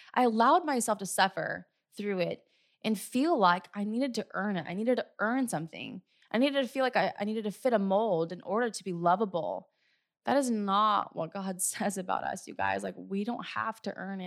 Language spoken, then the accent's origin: English; California, United States; also born or lived in Hawaii; I was moving back from Hawaii back home to California